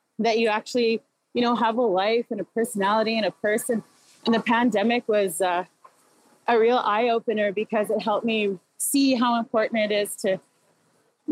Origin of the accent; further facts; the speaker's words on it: Inuvik, Northwest Territories, Canada; also born or lived in Iqaluit, Nunavut; I come from the community of Inuvik. I was raised in Iqaluit and Inuvik in the Beaufort Delta